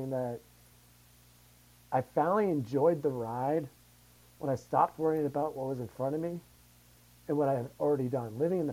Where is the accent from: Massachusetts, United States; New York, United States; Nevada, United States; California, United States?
Massachusetts, United States; now in Denver, United States; we're from Massachusetts